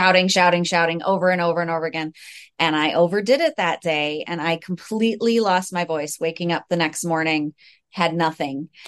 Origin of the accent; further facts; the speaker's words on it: United States; I am also from the United States